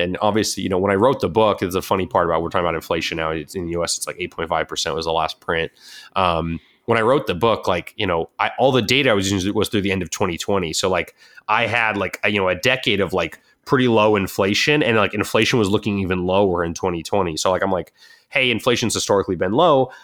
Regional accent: Southern California, United States; I grew up in Southern California

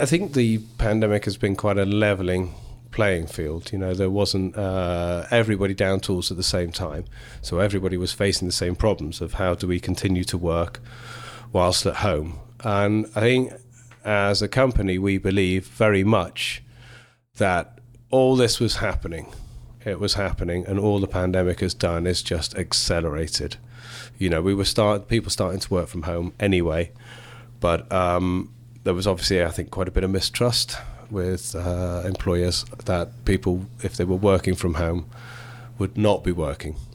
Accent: England, United Kingdom; So I'm English through and through.

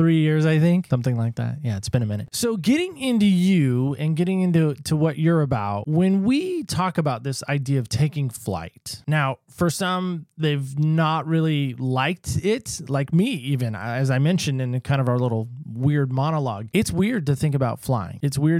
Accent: Oceanside, California, United States; also born or lived in North Carolina; See, I grew up in Oceanside, California.

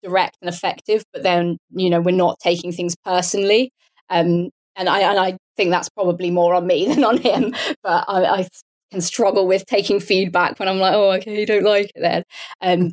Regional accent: Portsmouth, South East England, United Kingdom; also born or lived in Bath; as you can probably tell from my accent, I'm British. So I grew up near Portsmouth, which is on the south coast of the UK

